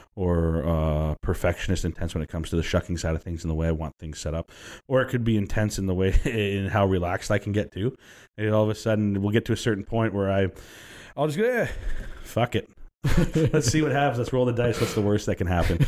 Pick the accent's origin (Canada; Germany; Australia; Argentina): Canada; Vancouver, British Columbia; also born or lived in Burnaby; I grew up in Vancouver and Burnaby primarily